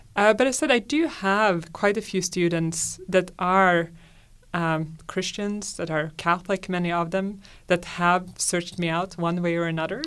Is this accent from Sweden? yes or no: yes; Sweden; I'm from Sweden, and like most, uh, Swedes, I was raised as a secular Lutheran